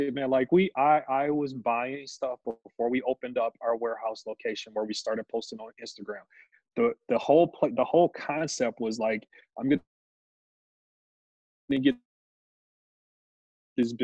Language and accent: English; Milwaukee, Wisconsin, United States; Born and raised here. My shop is in the neighborhood that I graduated high school